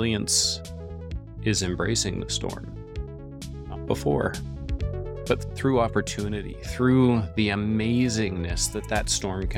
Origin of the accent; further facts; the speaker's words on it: Northeast, United States; also born or lived in New York City; I grew up in the Northeast